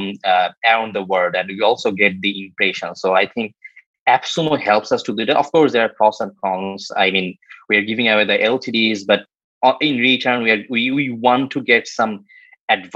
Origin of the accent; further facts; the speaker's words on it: Bangladesh; I'm from Bangladesh